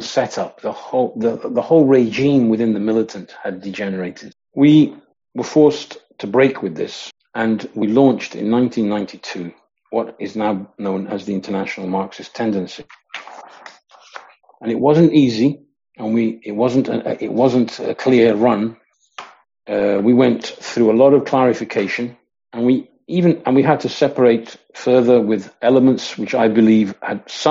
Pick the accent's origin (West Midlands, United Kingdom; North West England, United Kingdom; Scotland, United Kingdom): West Midlands, United Kingdom; Coventry; I grew up in Coventry in the Midlands in England.